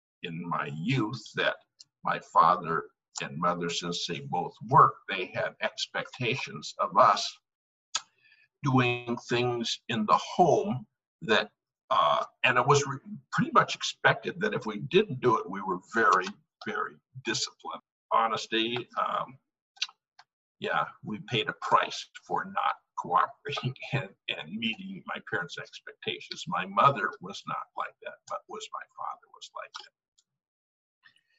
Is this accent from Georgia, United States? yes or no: no; Missoula, Montana, United States; now in Bellevue, United States; Born and raised in Missoula, Montana.